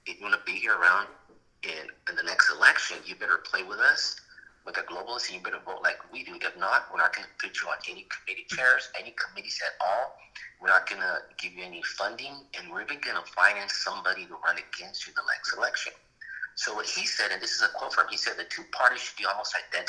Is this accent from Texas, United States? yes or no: yes; Texas, United States; why would we, as Texan Republicans